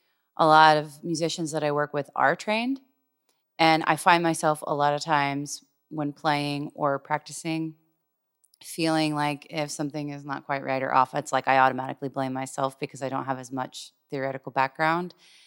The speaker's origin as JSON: {"language": "English", "town": "Jacksonville", "region": "Florida", "country": "United States", "tie": "born or raised there", "said": "So musically, I grew up in church in Jacksonville, basically."}